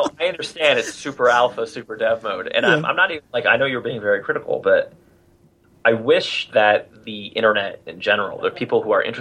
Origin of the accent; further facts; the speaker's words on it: New Jersey, United States; It says on my Twitter profile that I'm from New Jersey.